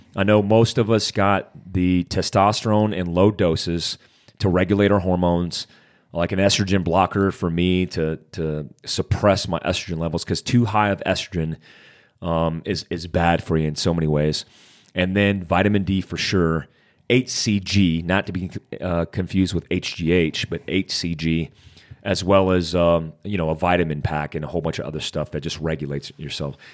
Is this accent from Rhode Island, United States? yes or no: no; Daytona Beach, Florida, United States; I grew up in Daytona Beach, Florida, on the black side of poverty.